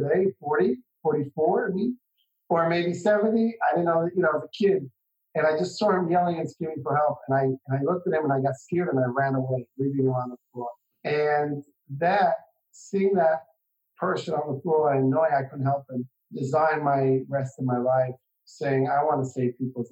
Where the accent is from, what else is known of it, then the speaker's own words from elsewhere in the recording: Jerusalem, Jerusalem District, Israel; I was born and raised here in Israel, in Jerusalem, in a little tiny community in Jerusalem called Beit Haggai